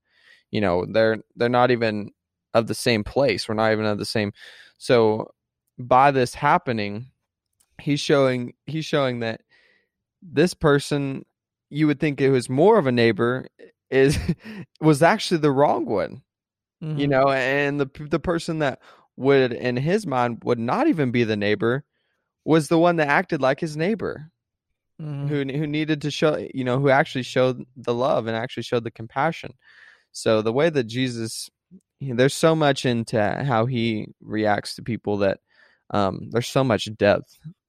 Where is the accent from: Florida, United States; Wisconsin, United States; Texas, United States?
Texas, United States; Yeah, it's being from Texas. Like, yeah, I'm from Texas, you know.